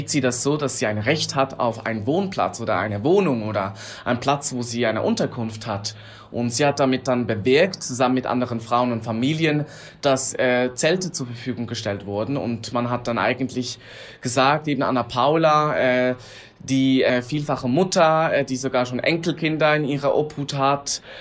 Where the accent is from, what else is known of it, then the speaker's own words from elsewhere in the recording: Switzerland; ich bin aus der Schweiz, bin adoptiert.